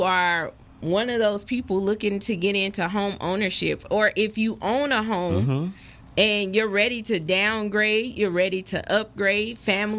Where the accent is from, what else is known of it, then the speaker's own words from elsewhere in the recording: Las Vegas, Nevada, United States; I am a native of Las Vegas. I know that's not too common, but I am a Las Vegas native, and I always tell my husband I will never leave Las Vegas, and I don't plan on leaving Las Vegas. I love Las Vegas. I was born and raised here